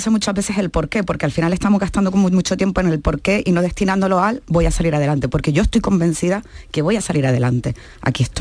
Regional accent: Canary Islands, Spain; como dirían en mi tierra, yo soy canaria

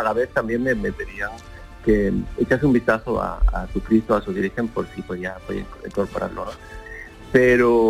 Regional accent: Seville, Andalusia, Spain; 27 eh, años sin esperar en Sevilla

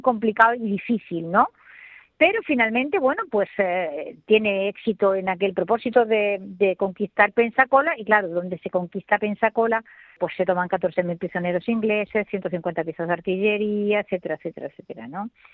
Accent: El Borge, Andalusia, Spain; soy del Borges

